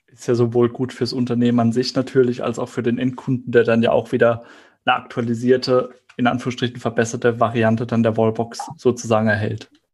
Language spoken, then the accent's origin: German; Heidelberg area, Baden-Württemberg, Germany; ich komme aus dem Heidelberger Raum